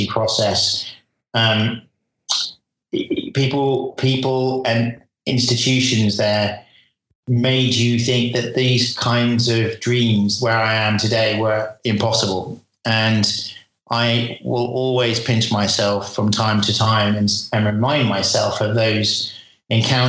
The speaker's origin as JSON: {"language": "English", "country": "United Kingdom", "moved": "as an adult", "lives_now": "California, United States", "said": "as a Brit living in the USA"}